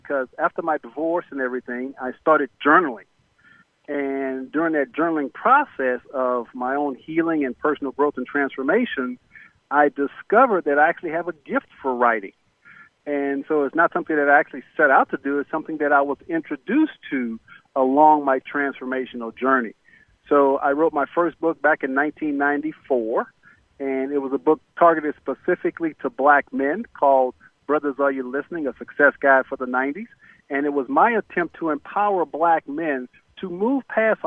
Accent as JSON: {"language": "English", "town": "Corpus Christi", "region": "Texas", "country": "United States", "tie": "born or raised there", "said": "I was born in Corpus Christi, Texas, and we were basically the poster children for poverty back in the 60s"}